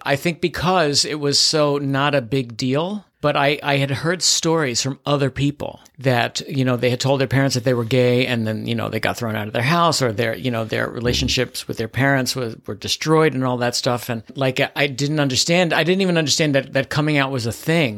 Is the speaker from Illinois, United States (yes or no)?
no; New York City, New York, United States; also born or lived in Manhattan; I was born and raised in the Bronx